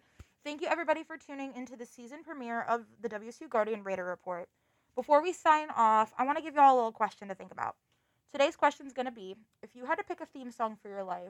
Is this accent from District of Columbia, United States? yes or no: no; Cleveland area, Ohio, United States; I am kind of a Cleveland area native myself. I'm not exactly from Cleveland, but it's easiest to explain to people that I'm from Cleveland, that whole thing.